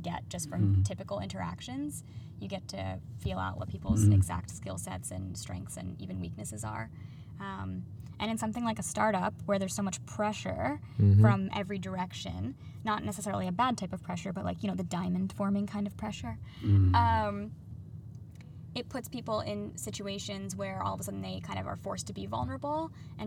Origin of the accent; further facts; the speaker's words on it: Pennsylvania, United States; moved away as an adult; also born or lived in New York / Vancouver; now in Toronto, Canada; I grew up in Pennsylvania in a small town